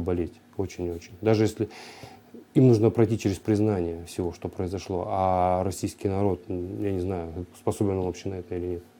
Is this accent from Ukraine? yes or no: yes; Ukraine; also born or lived in Russia; now in Kyrgyzstan; я украинец и рожден был на Украине